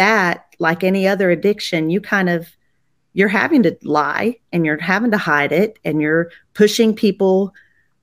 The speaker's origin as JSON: {"language": "English", "region": "Texas", "country": "United States", "tie": "born or raised there", "also_born_or_lived": "Colorado", "said": "my parents moved me down here when I was 2. I claim that I'm a Texan"}